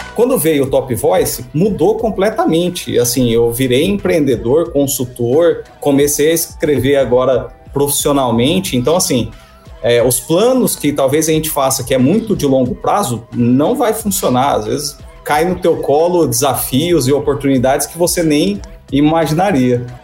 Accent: Campo Grande, Mato Grosso do Sul, Brazil; moved away as an adult; also born or lived in Cuiabá, Mato Grosso; Eu sou natural aqui de Campo Grande, Mato Grosso do Sul, mas fui para Cuiabá é, para trabalhar

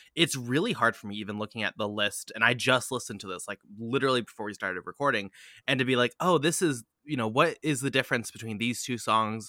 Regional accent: United States; an identity as an American, as a dirty American

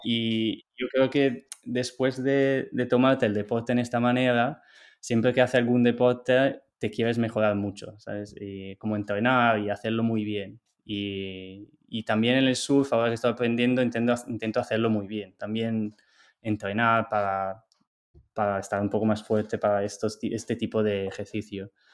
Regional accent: Italy; Spanish is a second language; moved away as an adult; also born or lived in Barcelona, Spain; now in United States; yo soy de Italia.

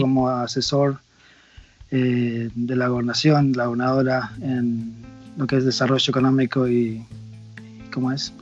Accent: Choele Choel, Río Negro, Argentina; moved away as an adult; now in United States; mi mamá y mi papá conocieron a una familia eh, de agua que estaban en mi pueblo, en la Patagonia.

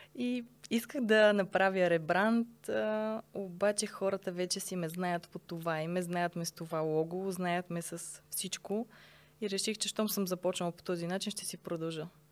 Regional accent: Sofia, Sofia City, Bulgaria; Родена съм в София, съм израснала тук

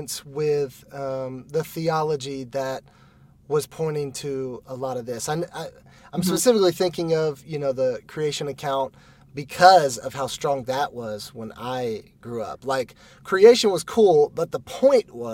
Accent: deep South, Georgia, United States; moved away; I came from the South, Georgia, deep South, and I had roots in, you know, the country and hunting and fishing

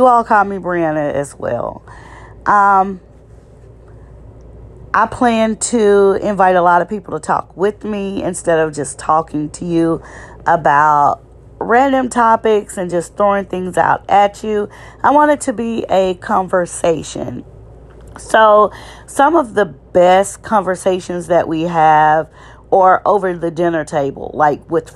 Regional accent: Shreveport, Louisiana, United States; I'm from Louisiana, Shreveport, Louisiana, to be exact

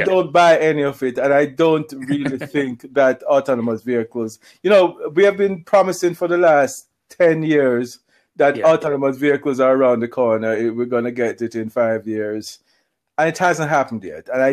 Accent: Kingston, Jamaica; now in Zurich, Switzerland; that's my hometown

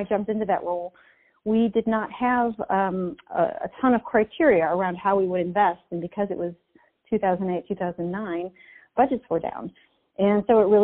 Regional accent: Chicago, Illinois, United States; moved away as an adult; also born or lived in south of France; now in Peoria, United States; I grew up in Chicago

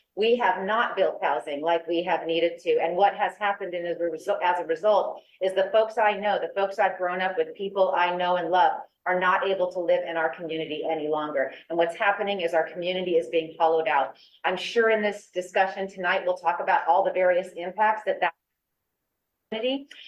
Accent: District 5, Monterey County, California, United States; I too was born and raised in this area. I was born in District Five

